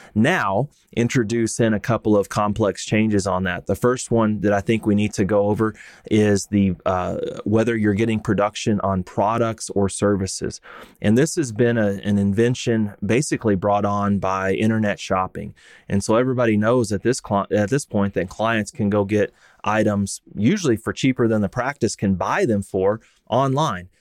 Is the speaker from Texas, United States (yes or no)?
yes; Texas, United States; I grew up and practiced in Texas